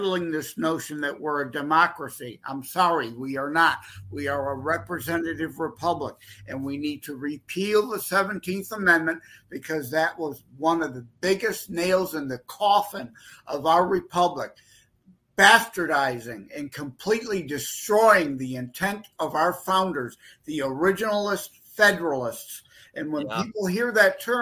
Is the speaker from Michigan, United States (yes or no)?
yes; Detroit, Michigan, United States; I'm from the Detroit, Michigan area.